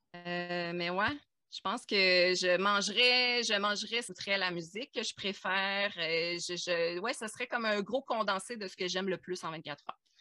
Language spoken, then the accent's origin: French; Abitibi, Quebec, Canada; Je viens de l'Abitibi